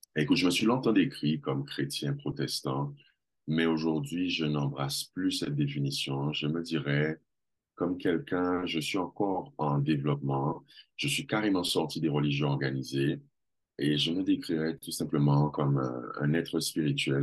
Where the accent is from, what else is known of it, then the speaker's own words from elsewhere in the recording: Guadeloupe; moved away as an adult; also born or lived in Villiers-le-Bel, France / Jamaica; now in Martinique; J'ai grandi en Guadeloupe. Je suis né en France, à Villiers-le-Bel, mais je n'ai pas souvenir de cet endroit. Je suis parti, je devais avoir trois ans j'ai grandi en Guadeloupe.